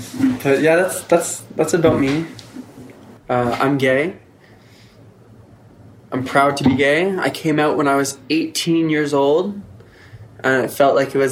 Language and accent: English; Gaspé, Quebec, Canada; also born or lived in Montreal; now in Nunavik, Canada; I'm from the Gaspé. I moved to Montreal to further my education.